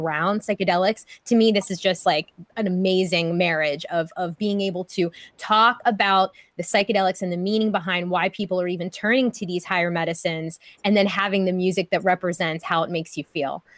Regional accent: Pittsburgh, Pennsylvania, United States; a fellow Pittsburgher here

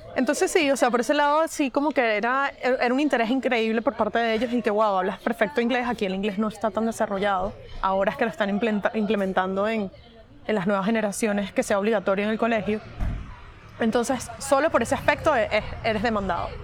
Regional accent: Venezuela; moved away as an adult; also born or lived in West Virginia, United States / Madrid, Spain; now in Barcelona, Spain; Soy venezolana, tengo 28 años

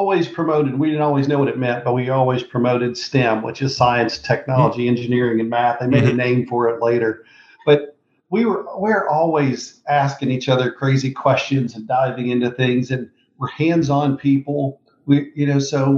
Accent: Mississippi, United States; also born or lived in Memphis, Tennessee; I was born in Memphis, Tennessee, grew up in Mississippi.

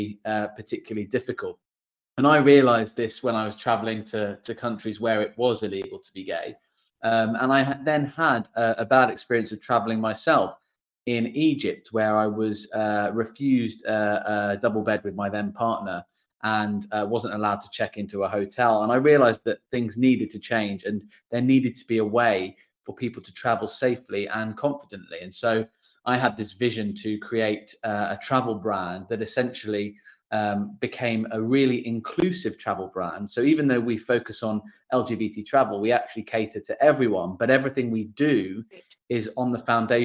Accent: United Kingdom; as a Brit myself

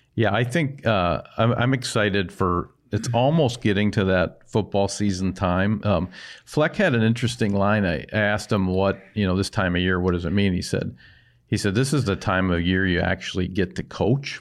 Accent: White Bear Lake, Minnesota, United States; you visited my hometown last night, um, He came out to White Bear Lake

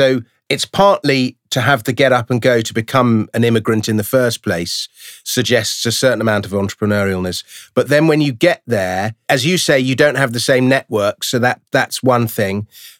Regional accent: London, United Kingdom; I'm basically a Londoner and I've never left

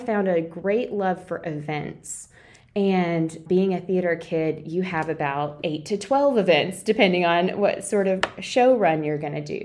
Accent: Athens, Tennessee, United States; moved away as an adult; also born or lived in Nashville, Tennessee; now in Shreveport, United States; I was born and raised right here in Athens. I'm a very proud Athenian

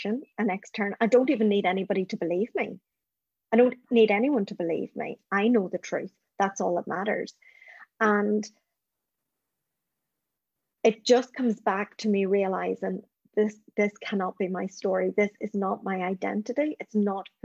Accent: Northern Ireland, United Kingdom; the trauma I experienced growing up in Northern Ireland.

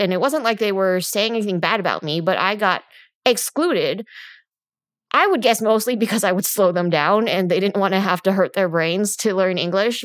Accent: California Bay Area, United States; I grew up in the California Bay Area where we were 80% Asian in my high school

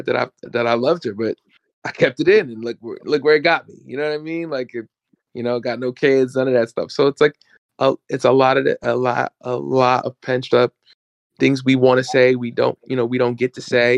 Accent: New York, United States; where I grew up in New York, people used to say I sound white

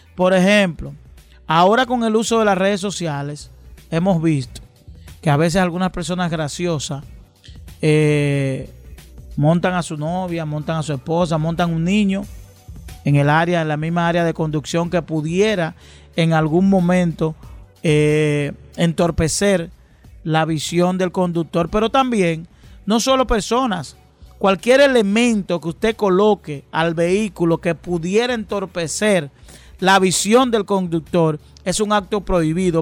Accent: Dominican Republic; de vida que hemos tenido los dominicanos

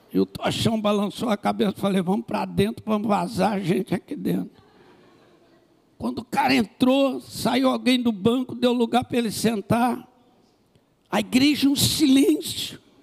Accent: Rio de Janeiro, Brazil; eu sou do Rio de Janeiro, no Brasil.

